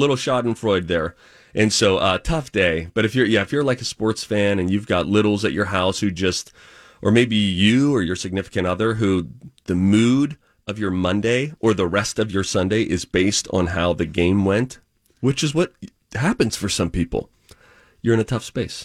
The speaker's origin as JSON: {"language": "English", "town": "Pittsburgh", "region": "Pennsylvania", "country": "United States", "tie": "born or raised there", "moved": "yes", "said": "I grew up in Pittsburgh"}